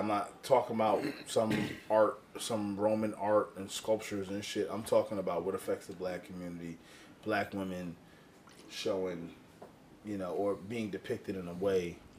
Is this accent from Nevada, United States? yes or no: no; Philadelphia, Pennsylvania, United States; I'm from Philly. I should be supporting …, but this shit is disgusting.